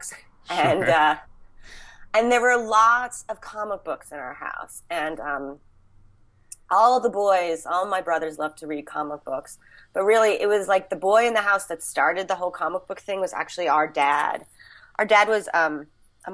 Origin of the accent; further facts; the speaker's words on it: Pennsylvania, United States; I grew up in Pennsylvania mostly